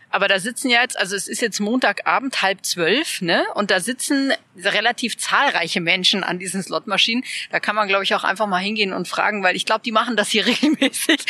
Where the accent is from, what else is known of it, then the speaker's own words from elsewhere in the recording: Munich, Bavaria, Germany; finde ich jetzt als, als Münchnerin